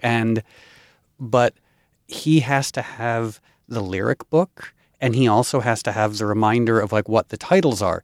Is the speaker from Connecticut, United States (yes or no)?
yes; Darien, Connecticut, United States; I grew up in Connecticut, and I grew up poor white trash on food stamps and welfare in arguably one of the wealthiest towns in the United States, Darien, Connecticut